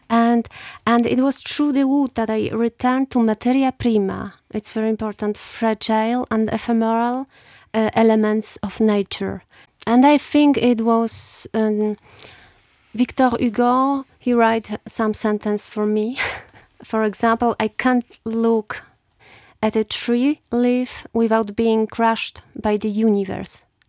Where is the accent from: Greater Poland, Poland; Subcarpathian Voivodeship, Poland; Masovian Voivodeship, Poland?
Subcarpathian Voivodeship, Poland; Rzeszów; English is a second language; moved away; also born or lived in Luxembourg / France; I was born in Rzeszów, uh, nineteen seventy-eight, and I come from Sibierne. It's southeastern Poland